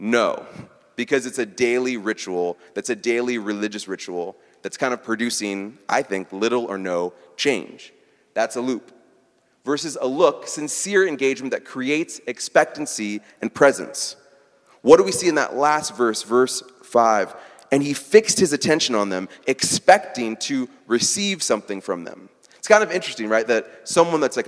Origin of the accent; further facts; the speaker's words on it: Midwest, United States; I'm from the Midwest